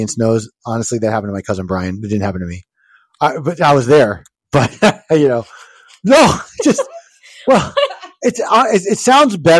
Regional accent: New Jersey, United States; I was born in New Jersey

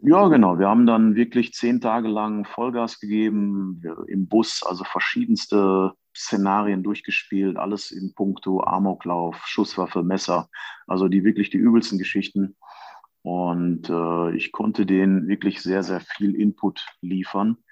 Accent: Germany; als Deutscher

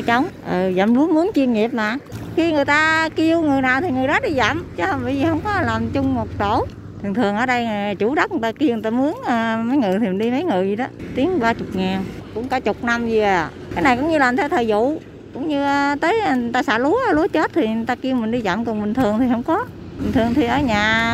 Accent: Mekong Delta, Vietnam; ở quê tôi

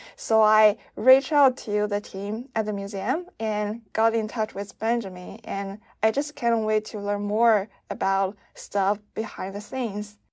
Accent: China; moved away; I'm from China

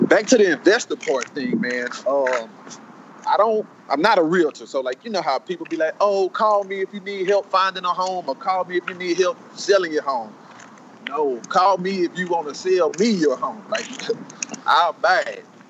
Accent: Waterproof, Louisiana, United States; I'm from I'm from Waterproof

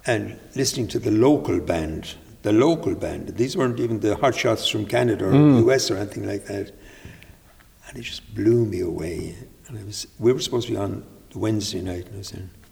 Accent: Carrick-on-Suir, Munster, Ireland; moved away as an adult; also born or lived in Waterford / London; now in Clonmel, Ireland; I was born and reared in Carrick and Shure.

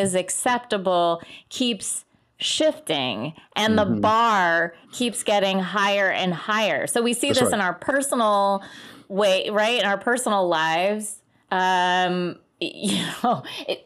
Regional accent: Cleveland, Ohio, United States; I grew up in Cleveland

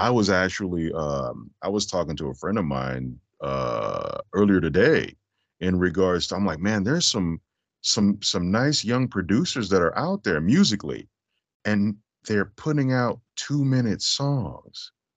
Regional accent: Las Vegas, Nevada, United States; I'm originally from Vegas

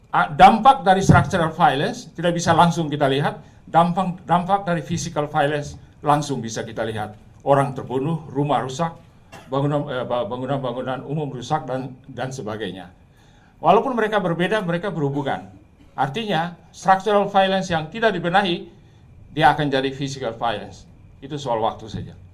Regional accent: Ternate, North Maluku, Indonesia; Di kota saya di Ternate sana di ujung sana itu kalau saudara pergi ke Universitas Hairun, itu muslim sampai 98 persen.

